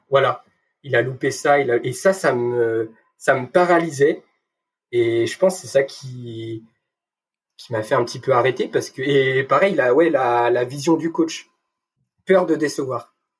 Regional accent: Brittany, France; moved away as an adult; also born or lived in Brest; now in Lyon, France; je suis un petit breton, je tiens, je tiens à notifier mes racines.

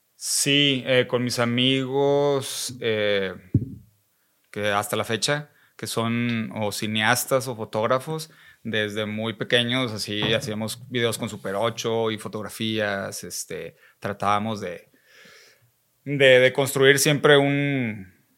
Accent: Monterrey, Nuevo León, Mexico; also born or lived in San Pedro Garza García; crecí y nací en Monterrey

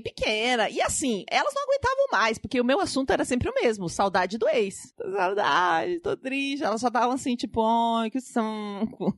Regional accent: Pato Branco, Paraná, Brazil; now in São Paulo, Brazil; Eu vim de Pato Branco, que tem 80 mil habitantes no interior do Paraná.

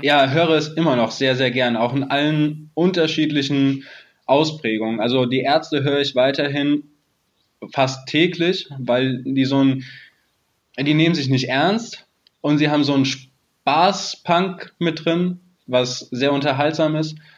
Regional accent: near Frankfurt, Hesse, Germany; ich bin in der Nähe von Frankfurt geboren mhm. und lebe seitdem auch hier

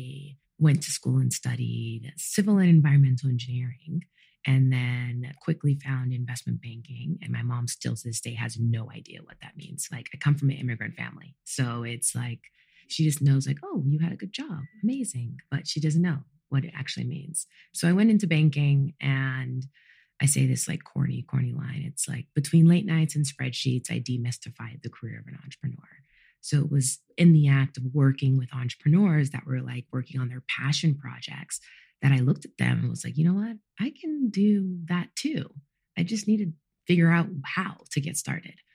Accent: Los Angeles, California, United States; I grew up in Los Angeles, California, to two fully Jamaican parents. So I was the first person in my family born in the United States.

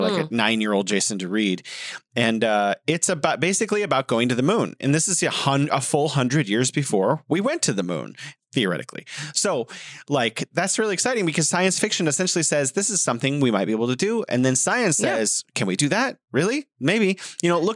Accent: United States; I'm from the United States of America

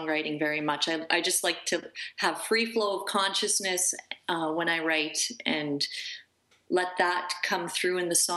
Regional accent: Peace River, Alberta, Canada; now in Calgary, Canada; I was raised in Peace River, Alberta

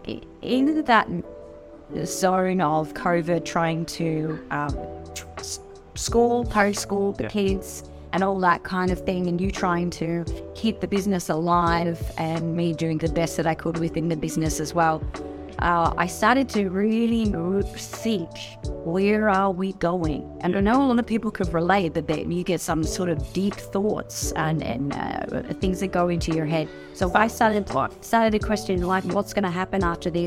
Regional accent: Brisbane, Queensland, Australia; moved away; I always wanted to get back home. I was born in Brisbane

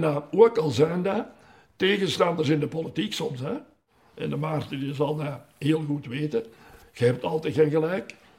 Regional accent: Meer, Flanders, Belgium; met mijn 16 jaar en half ben ik al in de eerste ploeg in de goal gekomen bij ons in Meer

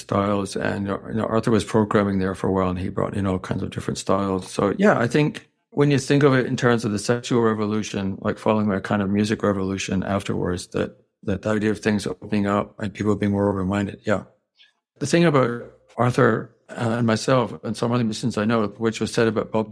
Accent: Scotland, United Kingdom; moved away; also born or lived in New York / Thailand / Hong Kong; I grew up in Scotland

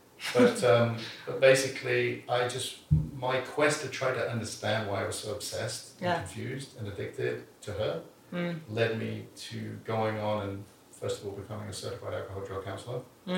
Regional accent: England, United Kingdom; But people, I'm English, so it sounds intelligent.

